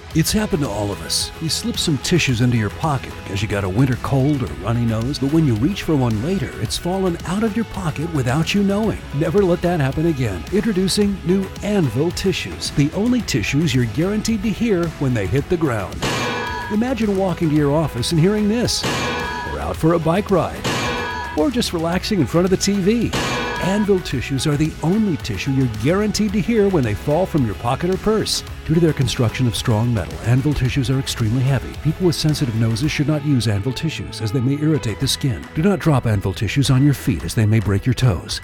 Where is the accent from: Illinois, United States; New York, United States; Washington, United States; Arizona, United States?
Arizona, United States; Tucson; growing up in Tucson